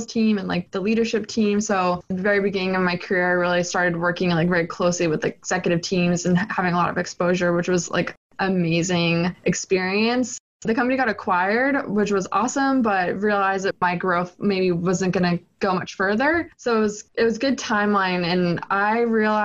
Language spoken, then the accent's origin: English; Boston, Massachusetts, United States; also born or lived in New Hampshire; I'm born and raised in Boston